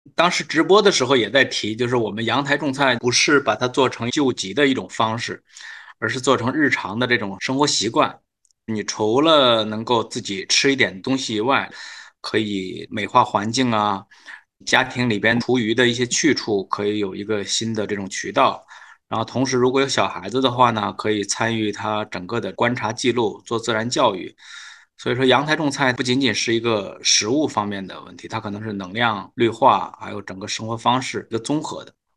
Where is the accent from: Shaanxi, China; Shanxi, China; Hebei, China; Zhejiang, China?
Hebei, China; also born or lived in Beijing; now in Shanghai, China; 我是河北人，所以在河北的时候